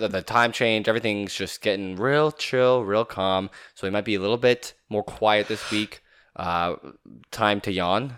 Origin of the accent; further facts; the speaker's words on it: Canada; being Canadian